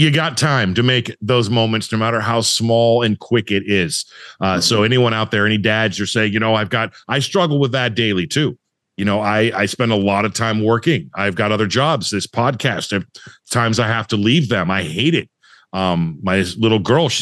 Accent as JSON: {"language": "English", "region": "Southern California", "country": "United States", "tie": "born or raised there", "said": "I grew up in Southern California."}